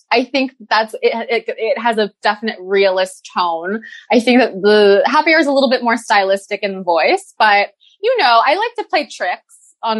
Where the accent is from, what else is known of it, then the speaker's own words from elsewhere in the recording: Toronto, Ontario, Canada; I've lived in Parkdale for like since 2016, but I grew up in Forest Hill like Drake did.